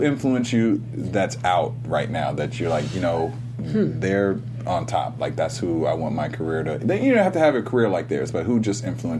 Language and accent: English; Cleveland, Ohio, United States; that's my hometown. I'm from Ohio.